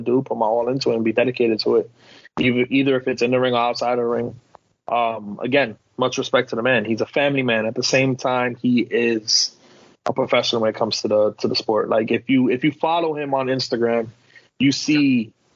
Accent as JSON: {"language": "English", "town": "New York City", "region": "New York", "country": "United States", "said": "I came from the South Bronx"}